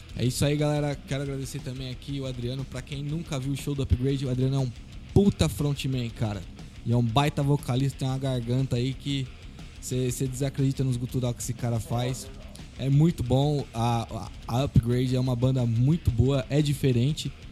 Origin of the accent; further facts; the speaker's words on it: Guarulhos, São Paulo, Brazil; a gente é de Guarulhos